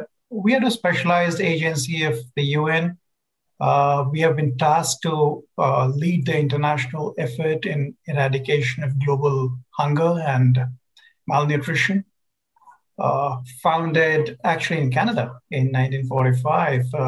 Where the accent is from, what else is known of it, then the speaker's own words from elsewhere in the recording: Bihar, India; I come from India and come from a very, very poor and backward state of Bihar in North India.